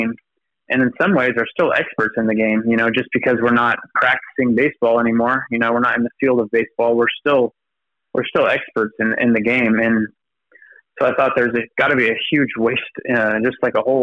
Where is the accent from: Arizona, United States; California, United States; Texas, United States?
Texas, United States; Dallas; I grew up here in the Dallas area